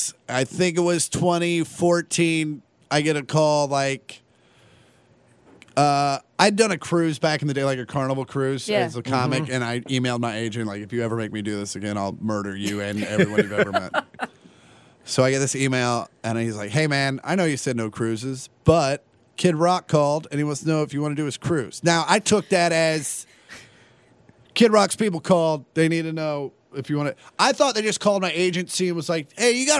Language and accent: English; Kansas, United States; And I'm from Kansas